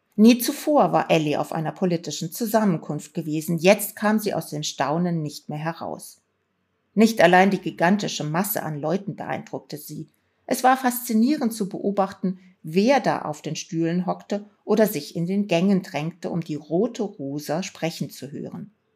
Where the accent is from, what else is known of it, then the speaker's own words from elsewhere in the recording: Rhineland, Germany; Ich bin im Rheinland aufgewachsen